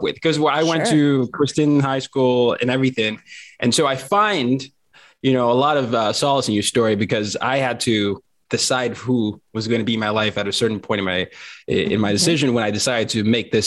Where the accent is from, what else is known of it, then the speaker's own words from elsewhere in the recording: Nigeria; also born or lived in Lynchburg, Virginia; now in United States; I'm from Nigeria